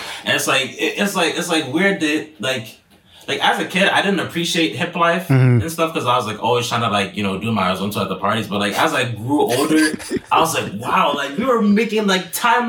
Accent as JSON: {"language": "English", "country": "Ghana", "said": "I can't escape being Ghanaian."}